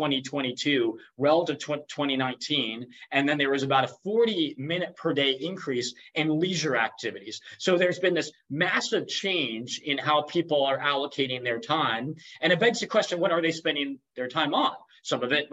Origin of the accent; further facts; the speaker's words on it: United States; I grew up in the United States